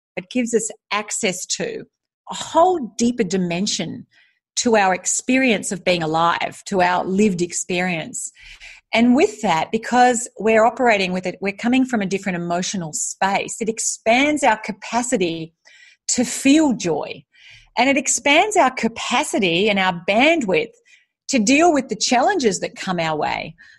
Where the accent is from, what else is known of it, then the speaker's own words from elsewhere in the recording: Australia; also born or lived in United States; now in Singapore; I am Australian. I'm currently living in Singapore